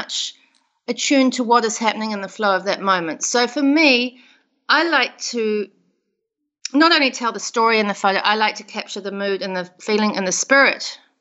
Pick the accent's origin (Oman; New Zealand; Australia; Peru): New Zealand; South Island; moved away as an adult; now in United States; I grew up in New Zealand, in the South Island of New Zealand.